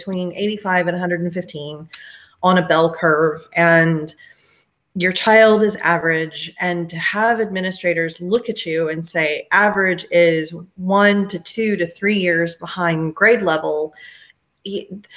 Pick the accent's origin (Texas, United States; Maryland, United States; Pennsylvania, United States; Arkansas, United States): Texas, United States; also born or lived in Georgia; I grew up in Texas, and then I had the interesting thing happen to me, which was halfway through my sophomore year of high school, I moved to Georgia